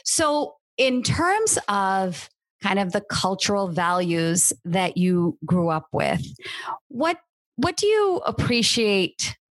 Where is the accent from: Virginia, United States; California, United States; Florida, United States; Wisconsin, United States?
California, United States; Cupertino; I grew up in Cupertino, not far from the Stanford campus